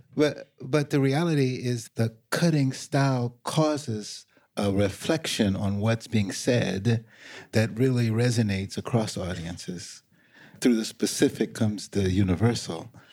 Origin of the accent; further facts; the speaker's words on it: Los Angeles, California, United States; when I was growing up in Los Angeles